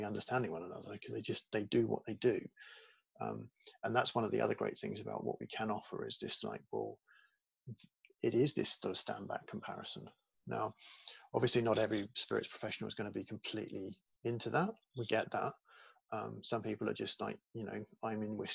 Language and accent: English; United Kingdom; I grew up in Britain